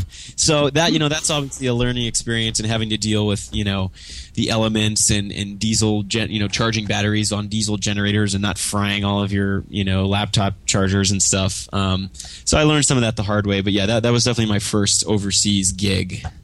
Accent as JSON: {"language": "English", "town": "Grapevine", "region": "Texas", "country": "United States", "tie": "born or raised there", "also_born_or_lived": "Kansas City / Austin / Los Angeles", "lives_now": "Dallas, United States", "said": "moved to Grapevine. And so I, I spent most of my childhood in Grapevine"}